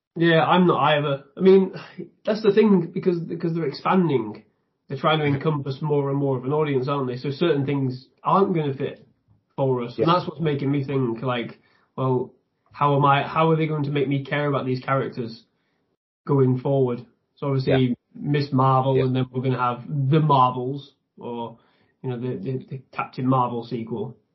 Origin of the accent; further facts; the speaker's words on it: the north of England, United Kingdom; I, am from the north of England